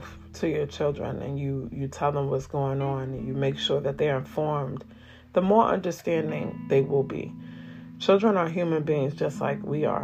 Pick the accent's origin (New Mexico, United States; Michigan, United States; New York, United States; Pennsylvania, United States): New York, United States; New York City; the Bronx, New York, my hometown.